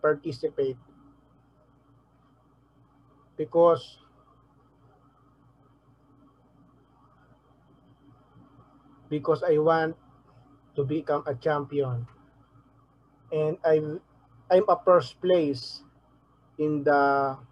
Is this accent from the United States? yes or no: no; Manila, Metro Manila, Philippines; also born or lived in Navotas / Malabon; I was born in Tondo Hospital in Manila, Philippines